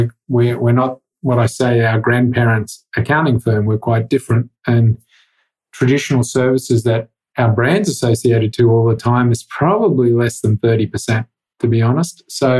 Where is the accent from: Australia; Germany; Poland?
Australia; moved away as an adult; now in Canada; you can tell from my accent, I'm not from around this part of the woods, so to speak. Everyone from Australia gets a nickname, and … I've been 7 years in Canada, just become a Canadian in 2022